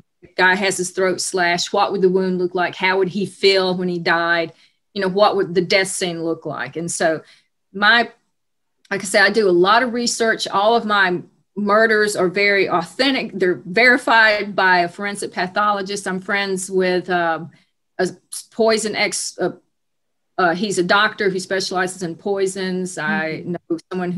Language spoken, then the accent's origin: English; Atlanta, Georgia, United States; I'm from Atlanta, Georgia